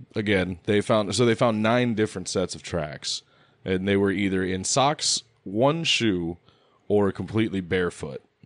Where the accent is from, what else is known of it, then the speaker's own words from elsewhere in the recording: United States; I'm American